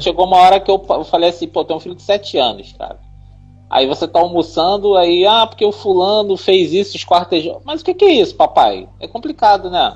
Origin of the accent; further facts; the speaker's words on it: Rio de Janeiro, Brazil; also born or lived in Bangu; eu também sou do Rio. Somos todos do Rio, tirando Guaraci, eu também sou carioca.